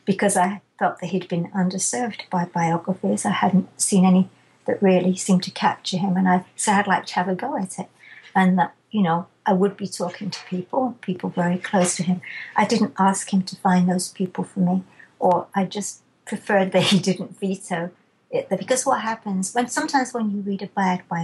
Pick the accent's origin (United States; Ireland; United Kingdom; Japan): United Kingdom; England; I'm too English